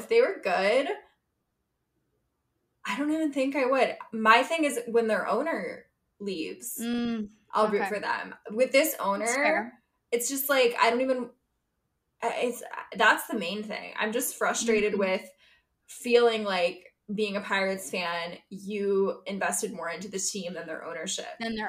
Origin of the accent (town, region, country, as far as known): Pittsburgh, Pennsylvania, United States; born or raised there